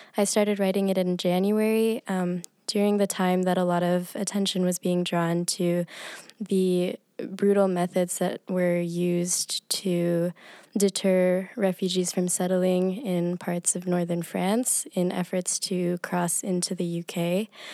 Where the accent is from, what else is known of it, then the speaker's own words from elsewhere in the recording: United Arab Emirates; moved away; I grew up in the United Arab Emirates